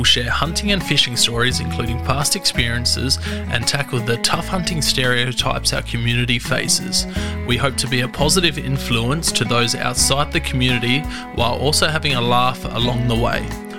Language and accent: English; Australia; and then the two Americans, and me being the Australian.